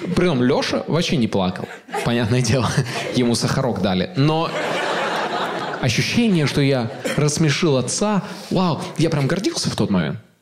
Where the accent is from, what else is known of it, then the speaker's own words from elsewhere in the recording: Ust-Kamenogorsk, East Kazakhstan Region, Kazakhstan; мы жили в 90-е в Усть-Каменогорске, мой родной город в Восточном Казахстане